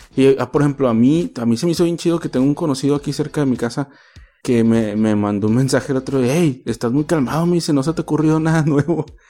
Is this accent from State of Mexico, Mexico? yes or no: no; Mazatlán, Sinaloa, Mexico; moved away; also born or lived in Ensenada / Tijuana; yo soy de Mazatlán